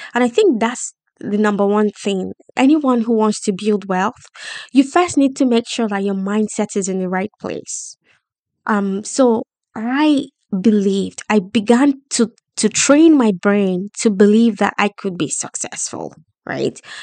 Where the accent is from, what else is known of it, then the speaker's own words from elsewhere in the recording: Nigeria; moved away as an adult; also born or lived in London, United Kingdom; now in United Kingdom; I decided to leave my home country, Nigeria, after my first degree.